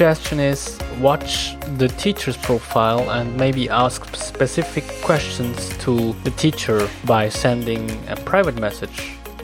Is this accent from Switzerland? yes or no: yes; Switzerland; English is a second language; I know German, as I come from Switzerland